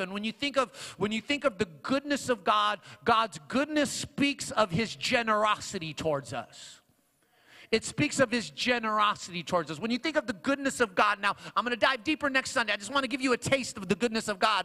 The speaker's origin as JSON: {"language": "English", "town": "Long Beach", "region": "California", "country": "United States", "tie": "born or raised there", "also_born_or_lived": "Paramount, California", "said": "I grew up on that side of Long Beach, like far west side. That I grew up on Wilmington and Carson"}